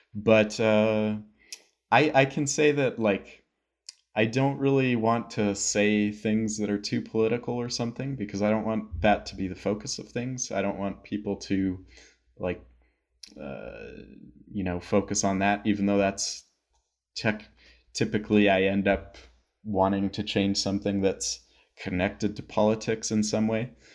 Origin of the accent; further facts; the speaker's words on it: United States; also born or lived in Albuquerque, New Mexico; I'm American